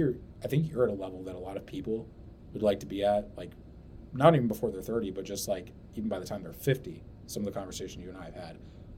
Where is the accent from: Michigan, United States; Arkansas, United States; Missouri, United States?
Missouri, United States; St. Louis; we're from St. Louis